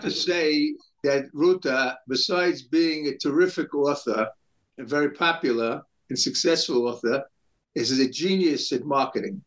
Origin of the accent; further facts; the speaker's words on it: New York City, New York, United States; I grew up in New York City in Brooklyn